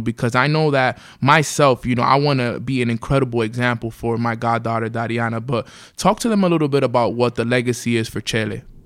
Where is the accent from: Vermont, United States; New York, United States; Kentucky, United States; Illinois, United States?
New York, United States; New York City; we grew up in Washington Heights, New York City